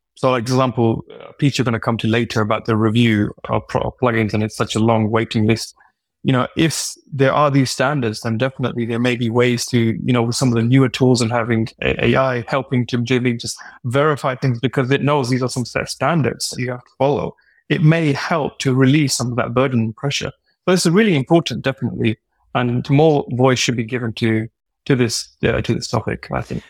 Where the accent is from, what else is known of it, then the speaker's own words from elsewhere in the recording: United Kingdom; as a Brit